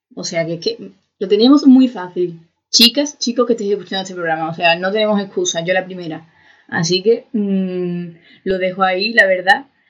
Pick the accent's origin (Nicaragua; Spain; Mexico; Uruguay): Spain; Seville, Andalusia; yo soy de Sevilla